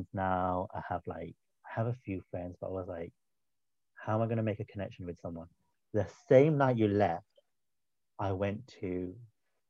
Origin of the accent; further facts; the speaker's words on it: United Kingdom; I'm British